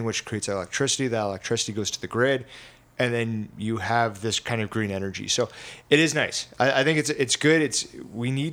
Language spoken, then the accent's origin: English; Stratford, Ontario, Canada; it's my hometown too